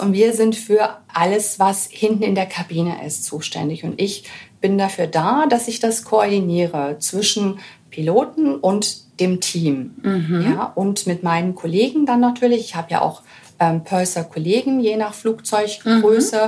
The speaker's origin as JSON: {"language": "German", "country": "Germany", "said": "als Deutsche"}